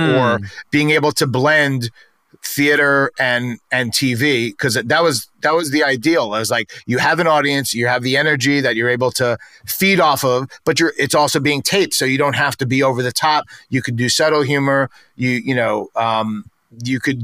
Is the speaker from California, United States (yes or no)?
no; New York City, New York, United States; accent: New York; I grew up in New York